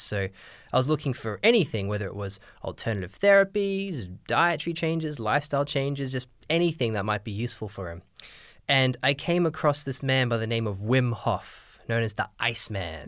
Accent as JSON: {"language": "English", "country": "Australia", "moved": "yes", "said": "I'm from Australia originally, but my dad's English"}